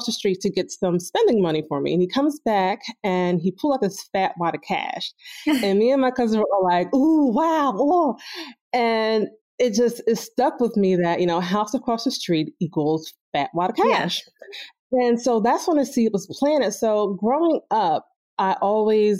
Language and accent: English; New Jersey, United States; moved away as an adult; now in Philadelphia, United States; I'm actually from New Jersey, South Jersey, and I started working in Philly, which is why I moved here